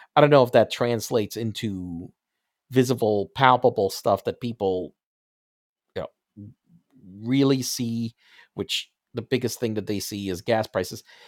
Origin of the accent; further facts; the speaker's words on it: United States; I'm an American, uh, you know, a, a, as born over here